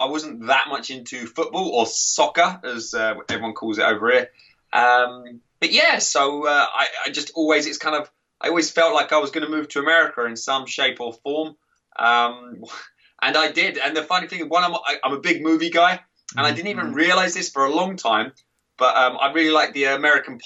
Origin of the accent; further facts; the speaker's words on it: Crawley, South East England, United Kingdom; moved away as an adult; now in United States; I'm originally from just south of London, so Crawley near Gatwick Airport, south of England, in the UK.